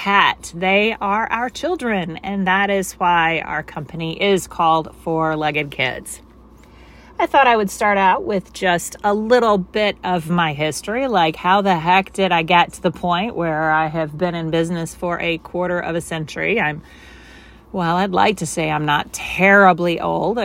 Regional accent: Cape Girardeau, Missouri, United States; now in St. Louis, United States; I grew up in Cape Girardeau

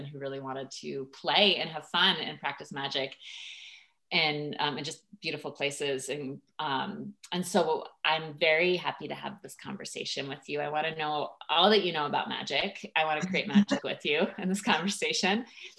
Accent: Washington, District of Columbia, United States; I grew up in Washington, D.C.

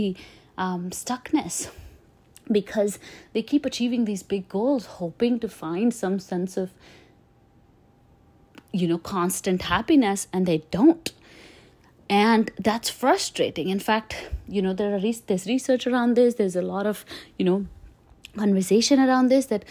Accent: India; moved away as an adult; now in United States; I grew up in India

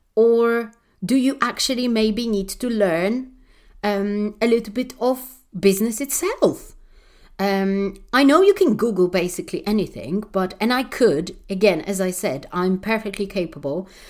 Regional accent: Warsaw, Masovian Voivodeship, Poland; I'm one of those people who grew up in a really underprivileged, uh, country, not maybe city because I, I come from Warsaw, so it's quite a big city

